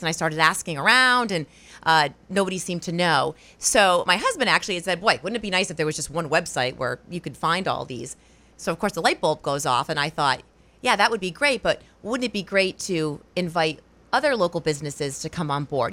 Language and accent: English; Rhode Island, United States; moved away as an adult; also born or lived in Wausau, Wisconsin; now in Portland, United States; I'm from Rhode Island originally